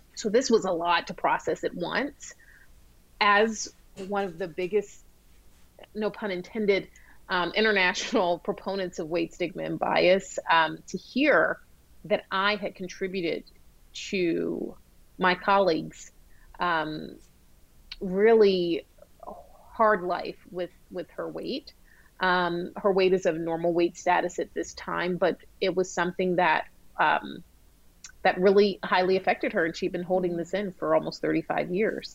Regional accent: Georgia, United States; as a young black girl um, growing up in Georgia

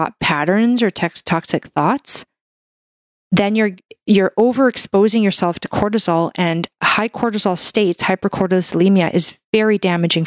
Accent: Canada; I'm a Canadian medical doctor

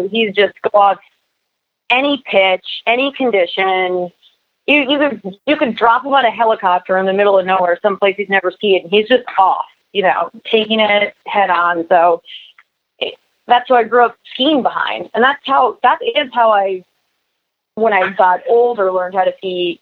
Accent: Newport Beach, California, United States; I was born in Newport Beach, and so was my sister. So that's kind of where we hail from

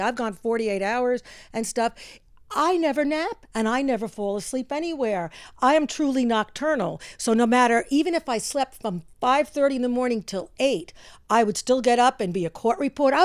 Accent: Yonkers, New York, United States; also born or lived in Bronx, New York; now in New Fairfield, United States; I was born in the Bronx, raised in Yonkers, but now I live in Connecticut

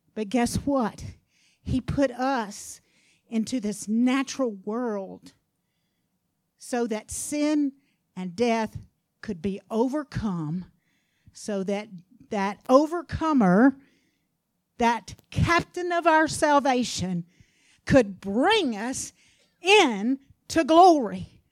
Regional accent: Louisiana, United States; I'm from Louisiana now.

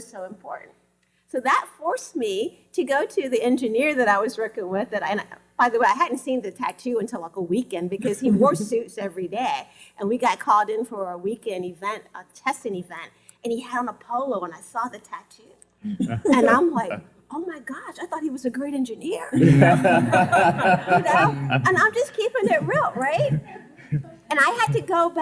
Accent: North Carolina, United States; I grew up in North Carolina

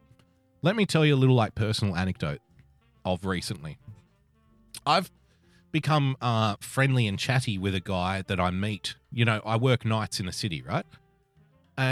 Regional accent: Sydney, New South Wales, Australia; the city that I grew up in, I love

